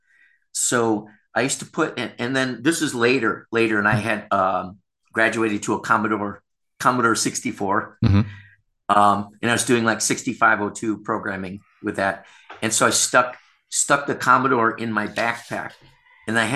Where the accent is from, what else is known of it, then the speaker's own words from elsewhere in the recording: Rochester, New York, United States; now in Thailand; everyone knows everyone in Rochester. It's a relatively small town in upstate New York